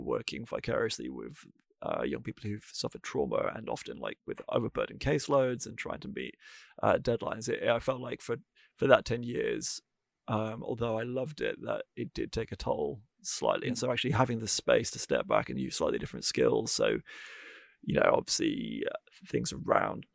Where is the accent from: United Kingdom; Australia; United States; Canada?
United Kingdom; North Wales; I grew up in North Wales